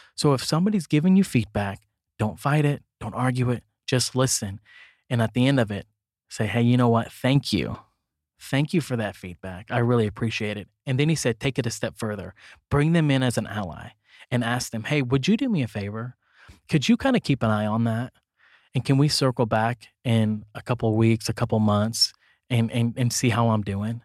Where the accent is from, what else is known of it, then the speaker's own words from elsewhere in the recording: Kansas City, Missouri, United States; I came from Van Horn, Kansas City School District